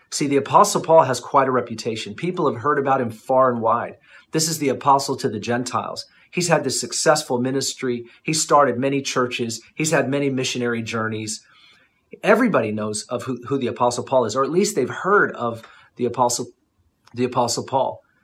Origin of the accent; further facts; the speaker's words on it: United States; I'm I'm an American.